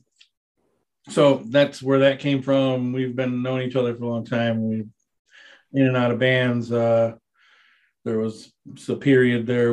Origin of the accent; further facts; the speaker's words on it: Joliet, Illinois, United States; Yeah, I was pretty much born and raised in Joliet.